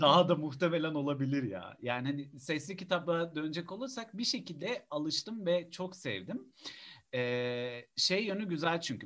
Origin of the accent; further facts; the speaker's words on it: Istanbul, Turkey; Ben Üsküdar Musiki Cemiyeti'nde büyüdüm